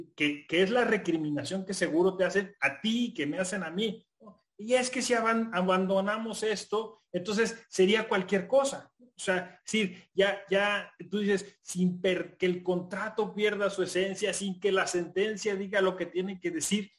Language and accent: Spanish; Hidalgo, Mexico; moved away as an adult; also born or lived in Mexico City; yo soy de un pueblo, o sea, yo, yo vengo del estado de Hidalgo.